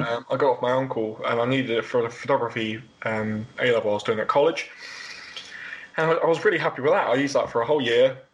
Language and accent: English; Worthing, Brighton area, South East England, United Kingdom; born or raised there